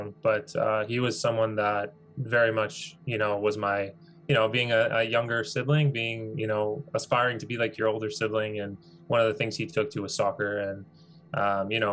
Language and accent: English; Vaughan, Ontario, Canada; born and raised in Canada, born and raised in Vaughan, Ontario.